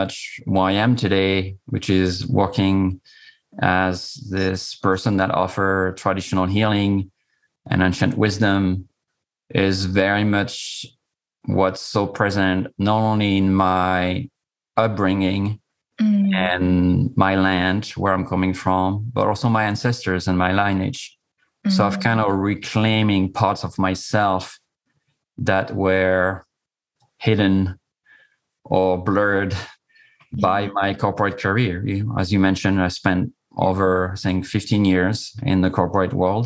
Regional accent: Corsica, France; I'm coming from Corsica. It's a small island in the Mediterranean

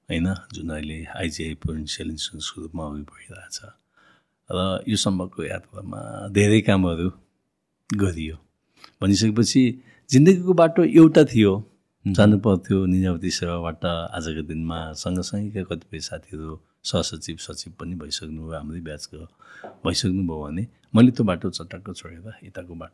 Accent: Syangja, Gandaki Province, Nepal; also born or lived in Pokhara; now in Kathmandu, Nepal; म स्याङ्जाबाट मैले भनिहालेँ म स्याङ्जामा जन्मेको हुर्केको

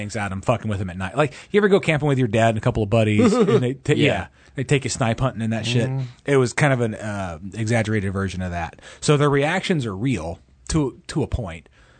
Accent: Indiana, United States; I'm from Indiana, man.

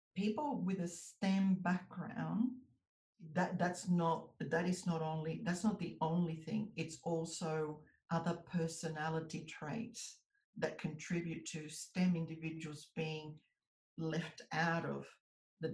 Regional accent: United States; now in Australia; I was born in the US. So I'm an American citizen by birth, but I'm an Australian citizen by descent

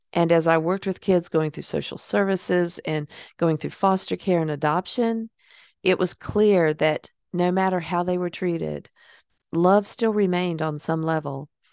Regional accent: Hickory, North Carolina, United States; born or raised there; moved away

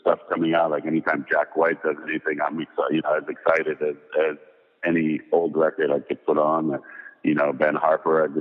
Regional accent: Paris, Île-de-France, France; moved away; growing up in Paris

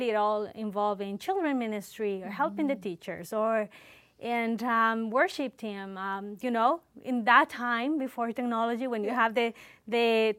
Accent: Quito, Pichincha, Ecuador; now in Canada; I was born in Quito, Ecuador, the mm-hmm. capital. That's in South America.

